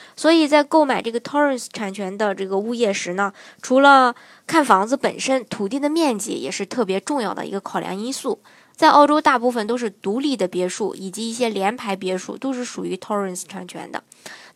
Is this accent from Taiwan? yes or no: no; China; 作为中国人